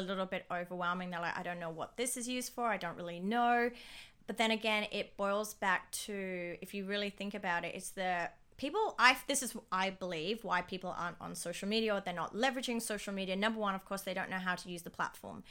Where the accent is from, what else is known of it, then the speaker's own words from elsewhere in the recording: Dubai, United Arab Emirates; moved away as an adult; also born or lived in Sydney, Australia; I grew up in, born and raised in Dubai